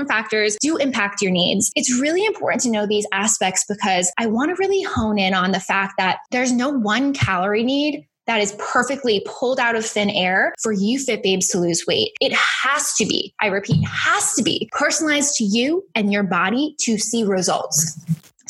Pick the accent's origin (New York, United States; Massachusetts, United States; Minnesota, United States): Massachusetts, United States; Boston; accent: Boston; moved away; my Boston accent